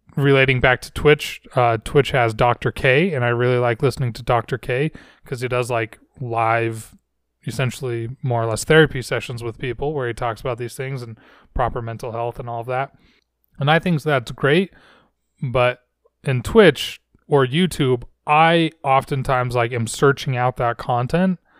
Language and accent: English; Layton, Utah, United States; I grew up in a city called Layton